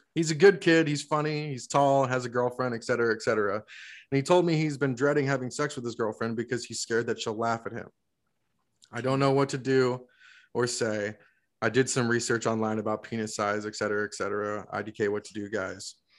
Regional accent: Florida, United States; born or raised there; now in Georgia, United States

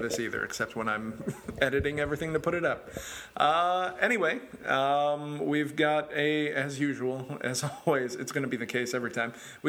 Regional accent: Chicago, Illinois, United States; I grew up in Chicago, and I'm a huge Bill Murray fan too.

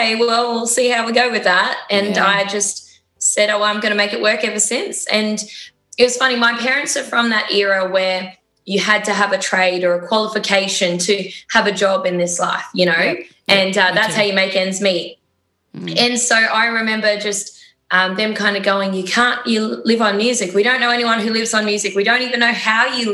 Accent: Kuranda, Queensland, Australia; I come from a little hippie town called Caranda. It's northwest of Cairns.

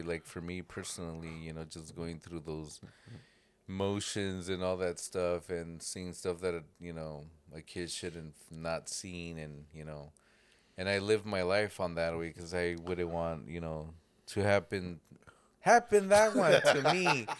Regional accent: Jamaica; I'm from Jamaica.

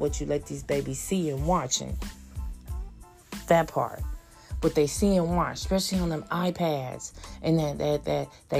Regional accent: Oakland, California, United States; we're from Oakland, they from Oakland, born and raised in Oakland

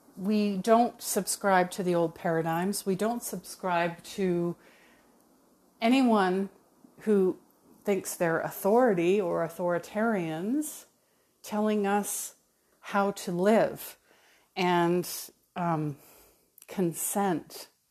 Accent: Calgary, Alberta, Canada; moved away as an adult; also born or lived in New Westminster, British Columbia; I was born in New Westminster, uh, just outside of Vancouver, but, uh, I moved to Calgary, Alberta when I was four. So truly, you know, Calgary, I grew up in Calgary

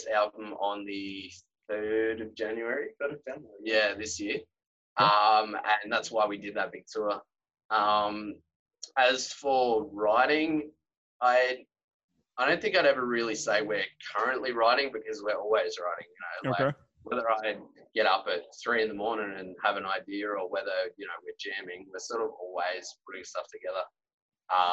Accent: Australia; with us being Australian

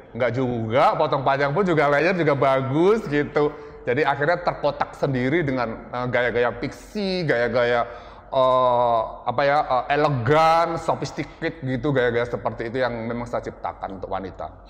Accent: Lasem, Central Java, Indonesia; moved away; also born or lived in Surabaya; saya dari desa, dari kota kecil, saya dari, eh, salah satu desa, eh, kota di Jawa Tengah ya, di Rembang, Lasem

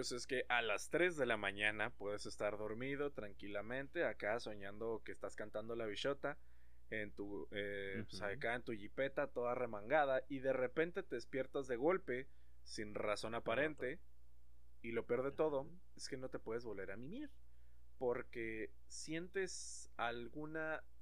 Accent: Mexico; porque a final de cuentas, como buen mexicano, No sabe de haber valido madre

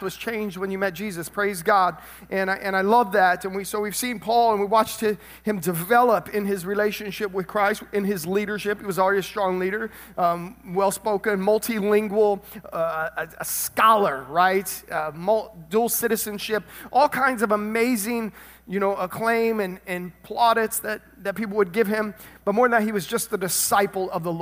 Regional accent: Tennessee, United States; now in South Florida, United States; I was born in Tennessee.

